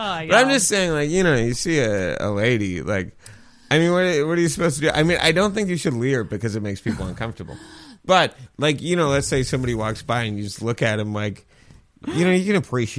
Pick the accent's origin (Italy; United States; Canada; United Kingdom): Canada; St. Lawrence, Newfoundland and Labrador; Well, I mean, I grew up in St. Lawrence, so, like, we had a woods behind my back.